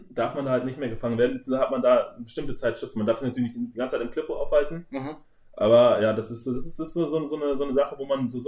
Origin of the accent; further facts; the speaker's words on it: North Germany, Germany; Bei uns im Norden, wo ich okay. aufgewachsen bin, heißt es Tick.